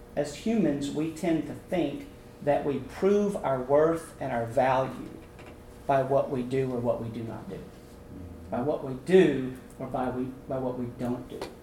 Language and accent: English; Abilene, Texas, United States; now in Houston, United States; I was born and raised in Abilene